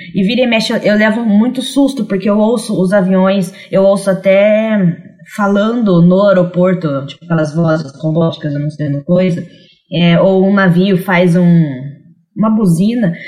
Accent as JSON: {"language": "Portuguese", "region": "interior of São Paulo", "country": "Brazil", "tie": "born or raised there", "also_born_or_lived": "Paraná", "moved": "as an adult", "lives_now": "Rio de Janeiro, Brazil", "said": "eu nasci no Paraná, mas eu cresci no interior de São Paulo e recentemente eu me mudei para o Rio de Janeiro"}